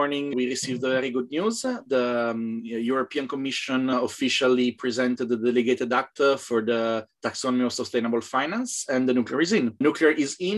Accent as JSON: {"language": "English", "country": "Italy", "said": "I'm from Italy"}